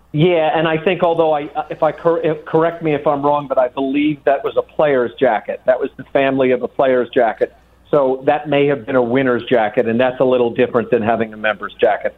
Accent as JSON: {"language": "English", "region": "New York", "country": "United States", "tie": "born or raised there", "said": "I was born and raised in New York"}